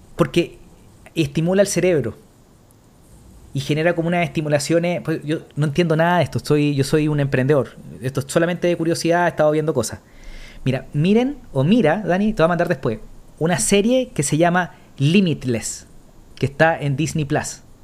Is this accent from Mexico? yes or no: no; Chile; nosotros somos chilenos